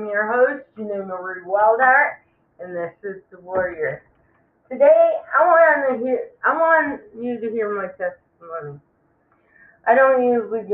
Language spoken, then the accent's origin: English; Clifton Springs, New York, United States; I was born in New York, upstate New York, a little town called Clifton Springs Hospital